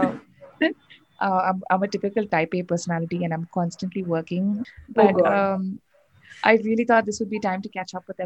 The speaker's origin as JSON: {"language": "English", "town": "Chennai", "region": "Tamil Nadu", "country": "India", "tie": "born or raised there", "moved": "as an adult", "lives_now": "Bangalore, India", "said": "I was born and raised in Chennai, but I moved to Bangalore about 11 years ago."}